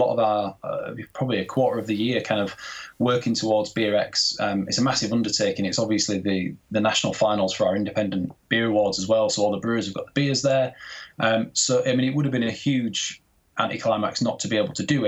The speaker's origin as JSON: {"language": "English", "town": "Goole", "region": "Yorkshire and the Humber", "country": "United Kingdom", "also_born_or_lived": "Leeds", "accent": "generic Yorkshire", "moved": "as an adult", "said": "originally I'm from East Yorkshire, so I'm from a little town called Goole, which is kind of near to Hull"}